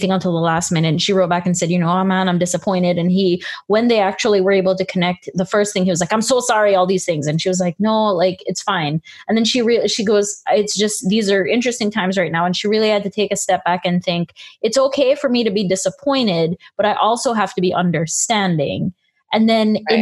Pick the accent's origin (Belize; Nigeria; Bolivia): Belize; when I was small, you know, I grew up in Belize